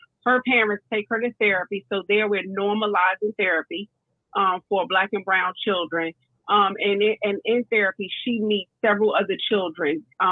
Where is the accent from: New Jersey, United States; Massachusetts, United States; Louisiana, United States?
New Jersey, United States; North; moved away; I grew up in North New Jersey